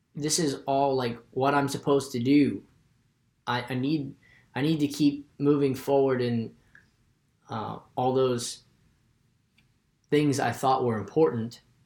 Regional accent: West Virginia, United States; I'm from West Virginia.

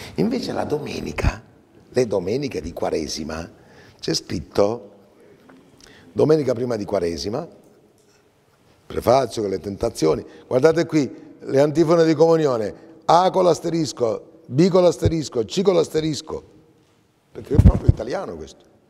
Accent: Sicily, Italy; noi, al solito nostro siciliano, io siciliano

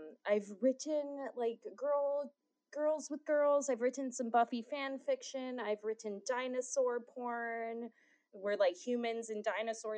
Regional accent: Hawaii, United States; being born and raised in Hawaii

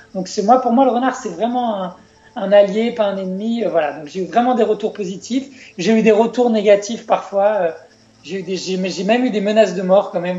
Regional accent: France; chez nous en France

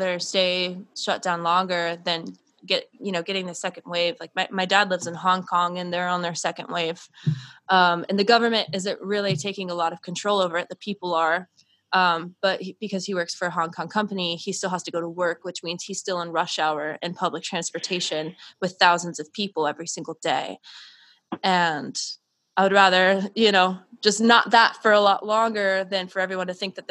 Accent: Tampa, Florida, United States; I'm from Florida. I'm from Tampa Bay

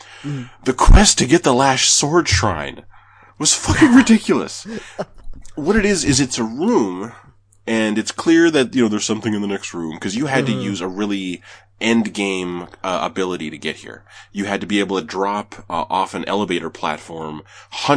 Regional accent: Canada; I'm Canadian.

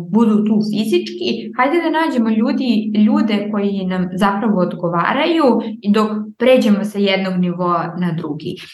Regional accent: Niš, Southern and Eastern Serbia, Serbia; kada sam došla iz Niša u Aleksandrovac, ja sam isto bila ja ne pripadam ovde, znači ovi sada drugačije pričaju i ja hoću moje drugare iz Niša

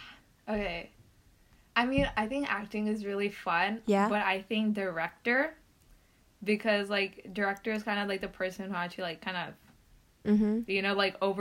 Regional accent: Dallas, Texas, United States; I was born in Dallas.

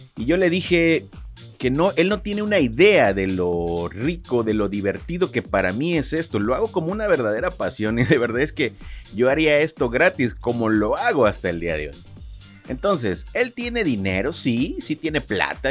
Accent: Lerdo de Tejada, Veracruz, Mexico; Yo soy nacido en Ciudad Lerdo de Tejada, Veracruz.

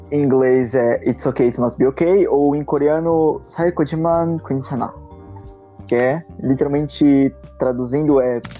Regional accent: Santa Catarina, Brazil; tenho 18 anos e sou de Santa Catarina

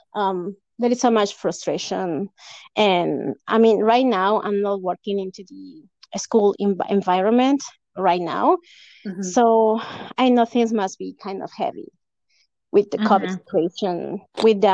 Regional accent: Lima, Peru; first language Spanish; English is a second language; moved away as an adult; also born or lived in Canada; now in United States; I was born in Lima, Peru, in 1987.

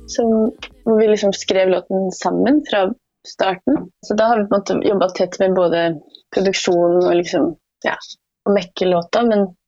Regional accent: Porsgrunn, Telemark, Norway; Nei da, det er jeg ikke. Men jeg er fra Porsgrunn. Porsgrunn, ja.

